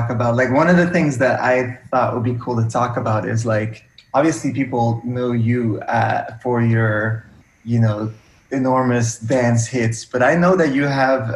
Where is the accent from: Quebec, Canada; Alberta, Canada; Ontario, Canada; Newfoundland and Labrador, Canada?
Quebec, Canada; Montreal; we grew up in Montreal